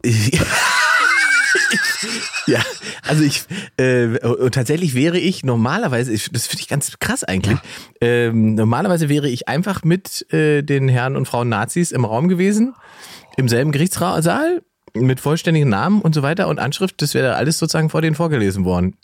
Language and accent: German; East Germany, Germany; Ich bin ja Ossi.